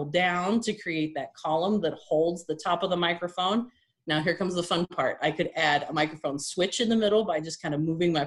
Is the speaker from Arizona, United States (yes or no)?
no; California, United States; moved away as an adult; now in Colorado, United States; I'm originally from California, moved to Colorado about 3 years ago